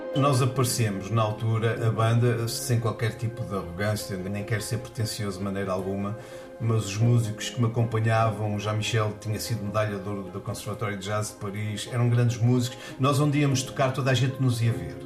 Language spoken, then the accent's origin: Portuguese; Porto, Norte, Portugal; eu sou natural do Porto, lá da, da, da onde eu morava